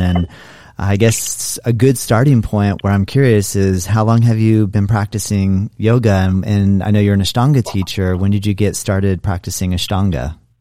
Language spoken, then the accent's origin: English; Florida, United States; I'm from Florida, so it rains here